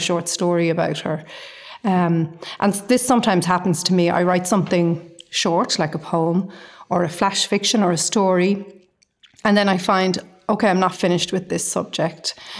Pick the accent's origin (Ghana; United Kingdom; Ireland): Ireland; Dublin, Leinster; now in Galway, Ireland; I live in Galway. I'm from Dublin.